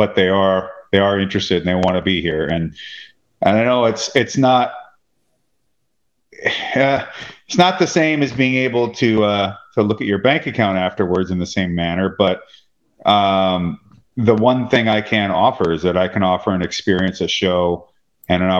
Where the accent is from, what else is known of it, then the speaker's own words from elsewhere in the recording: Washington, United States; We're also from Washington State